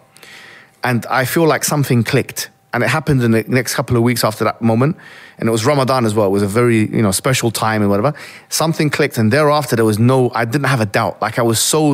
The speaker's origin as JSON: {"language": "English", "town": "Alexandria", "region": "Alexandria Governorate", "country": "Egypt", "tie": "born or raised there", "moved": "yes", "said": "I'm originally from Egypt in Alexandria, yeah? Mm-hmm. It's my hometown."}